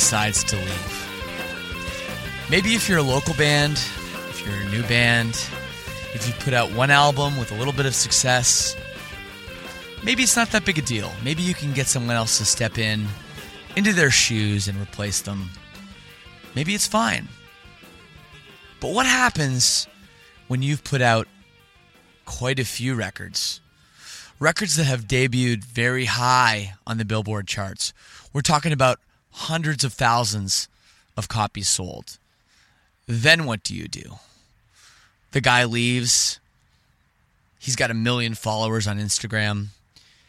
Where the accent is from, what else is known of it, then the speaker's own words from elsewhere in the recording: Canada; I'm from Canada